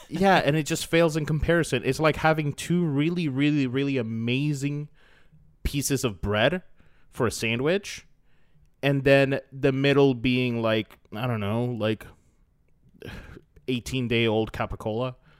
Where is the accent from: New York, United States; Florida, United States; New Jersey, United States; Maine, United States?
Florida, United States; we're, we're all from Florida